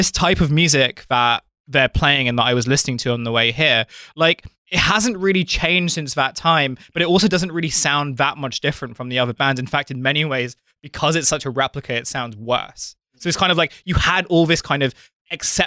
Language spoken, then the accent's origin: English; Kent, South East England, United Kingdom; me growing up in Kent